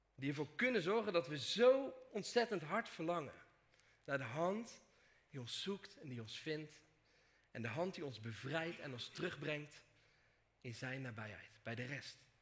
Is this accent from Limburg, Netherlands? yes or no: no; Dordrecht, South Holland, Netherlands; Kom ik uit Dordrecht. Of zoals ik normaal gesproken zeg, Dort.